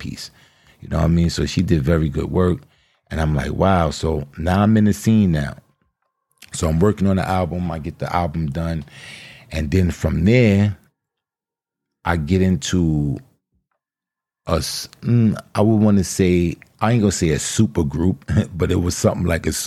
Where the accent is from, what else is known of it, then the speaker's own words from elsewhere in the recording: New York, United States; accent: New York; we're both from New York. So we both share that New York accent, that New York vernacular.